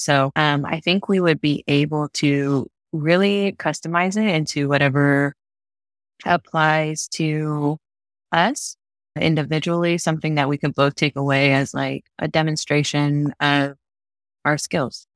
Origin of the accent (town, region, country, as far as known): Florida, United States; born or raised there; also born or lived in North Dakota